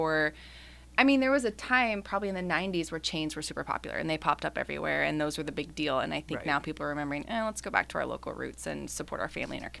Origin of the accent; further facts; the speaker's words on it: Houston, Texas, United States; now in Kansas City, United States; And I grew up in Houston, Texas.